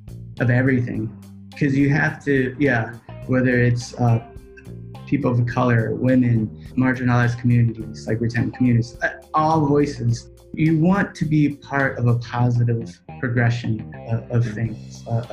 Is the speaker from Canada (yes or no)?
no; Laos; Oh, man, it's like, I'm a refugee from Laos.